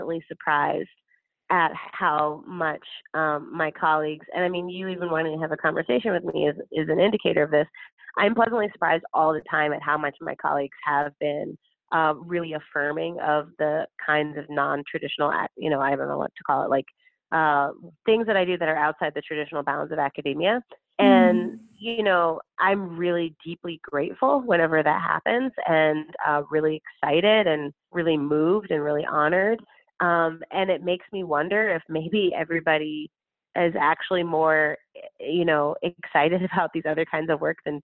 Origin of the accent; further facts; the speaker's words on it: Chicago, Illinois, United States; as a Black person, as a Chicagoan